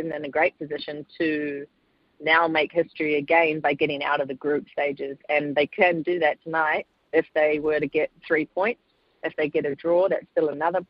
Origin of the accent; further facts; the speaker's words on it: New Zealand; being a Kiwi and proud Kiwi